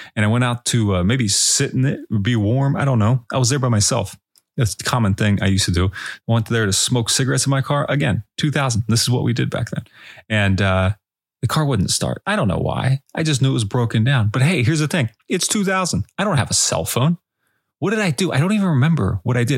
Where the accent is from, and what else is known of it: Pennsylvania, United States; born or raised there